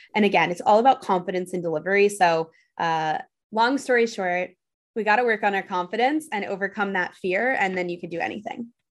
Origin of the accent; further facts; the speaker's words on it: New York City, New York, United States; I grew up in New York City